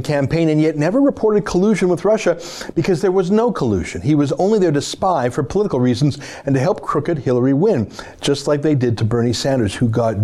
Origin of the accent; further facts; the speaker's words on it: Canada; I'm a Canadian